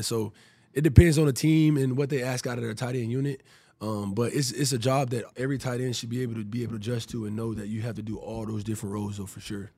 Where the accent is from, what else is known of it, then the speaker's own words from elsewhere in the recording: Prattville, Alabama, United States; moved away as an adult; also born or lived in Tampa; now in Houston, United States; growing up in, in Prattville and Montgomery's right there